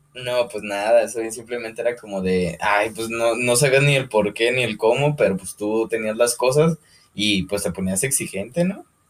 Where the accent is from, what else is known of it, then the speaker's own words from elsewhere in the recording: Lagos de Moreno, Jalisco, Mexico; somos de aquí de Lagos de Moreno